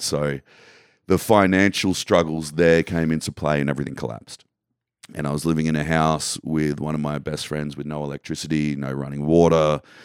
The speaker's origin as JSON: {"language": "English", "country": "Australia", "tie": "born or raised there", "said": "where I grew up in Australia"}